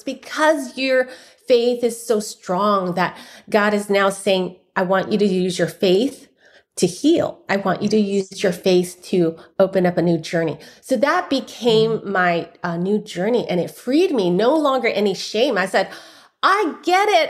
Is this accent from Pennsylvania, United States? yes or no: no; San Francisco, California, United States; My father is a busboy in a noodle shop, and I was born in San Francisco Chinatown